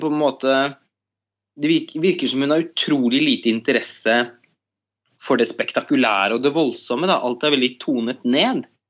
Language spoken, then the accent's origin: Norwegian; Norway